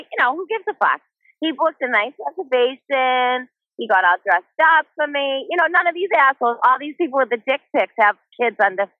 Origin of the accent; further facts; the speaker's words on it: Brockton, Massachusetts, United States; I'm from Massachusetts. I'm from the South Shore. I'm representing the South Shore. City of Champions. You know, Rocky Marciano. I hold it down.